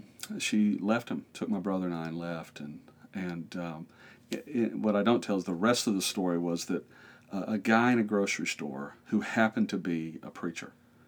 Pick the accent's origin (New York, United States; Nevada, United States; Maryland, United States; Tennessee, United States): Tennessee, United States; born there; Well, I was actually born in East Tennessee.